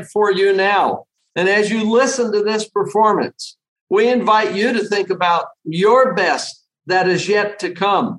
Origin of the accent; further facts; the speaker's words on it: Salt Lake City, Utah, United States; in my home state in Salt Lake City, Utah